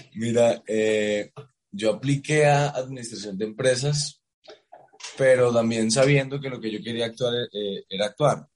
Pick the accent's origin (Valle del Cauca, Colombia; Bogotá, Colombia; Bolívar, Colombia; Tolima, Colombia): Bolívar, Colombia; Cartagena; also born or lived in New York; yo crecí en Cartagena